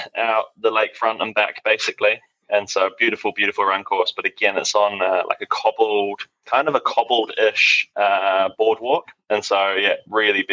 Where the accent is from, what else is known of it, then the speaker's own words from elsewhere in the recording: Taupō, Waikato, New Zealand; it's my hometown